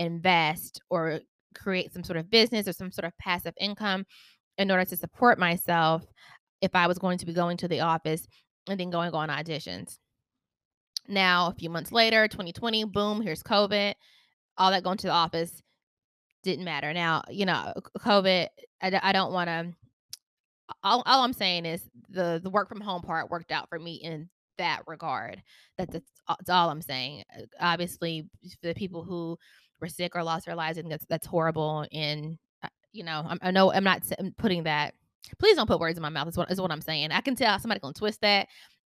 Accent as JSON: {"language": "English", "town": "Charlotte", "region": "North Carolina", "country": "United States", "said": "I am from Charlotte, North Carolina."}